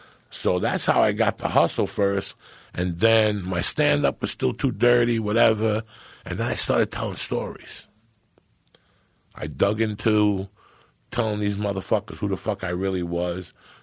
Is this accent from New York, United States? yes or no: yes; New York, United States; born or raised there; moved away as an adult; also born or lived in San Francisco